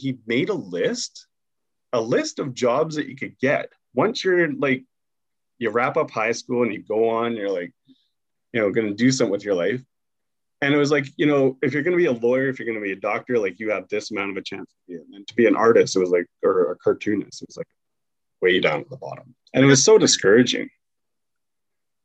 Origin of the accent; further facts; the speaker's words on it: Maple Ridge, British Columbia, Canada; also born or lived in Pitt Meadows; now in Vancouver, Canada; I live in Vancouver now and I grew up in Maple Ridge and Pitt Meadows, which is only an hour away from the city